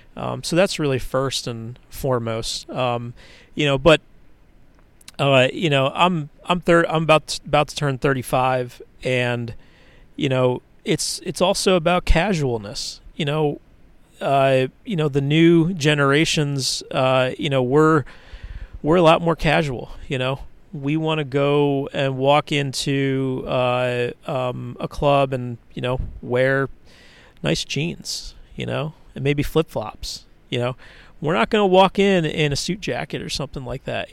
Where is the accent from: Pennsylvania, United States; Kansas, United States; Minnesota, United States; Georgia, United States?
Pennsylvania, United States; Philadelphia; my parents were both very active uh, in local politics where I grew up in Philadelphia